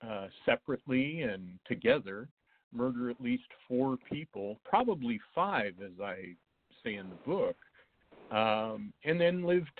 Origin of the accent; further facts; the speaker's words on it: Wyoming, United States; now in Texas, United States; I live in Texas right now, but I grew up